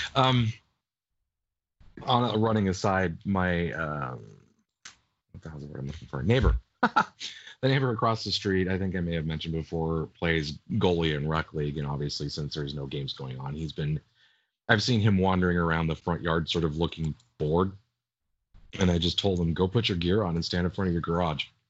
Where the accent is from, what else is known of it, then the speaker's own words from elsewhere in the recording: United States; I'm American, not English